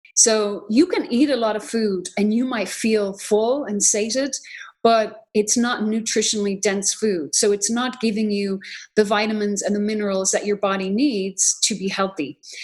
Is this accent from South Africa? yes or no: no; Ireland; now in United States; I'm from Ireland originally. I became an American citizen in 2006